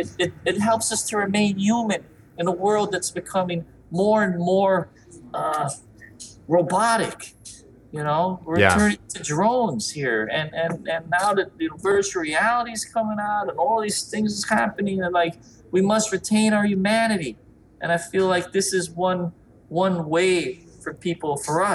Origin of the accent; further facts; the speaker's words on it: New York, United States; growing up in New York in the 80s, 70s, 80s, 90s